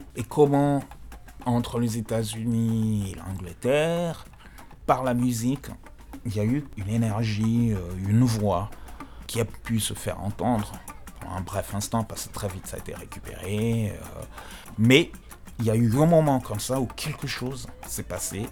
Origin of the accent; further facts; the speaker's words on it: DR Congo; on est congolais